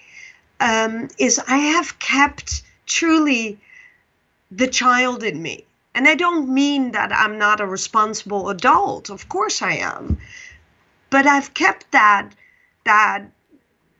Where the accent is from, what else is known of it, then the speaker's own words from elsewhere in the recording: Netherlands; English is a second language; moved away; also born or lived in Pakistan; I'm Dutch